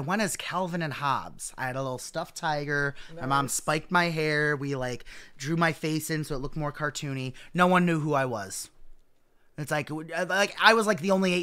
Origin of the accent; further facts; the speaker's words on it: Wonder Lake, Illinois, United States; we grew up in Wonder Lake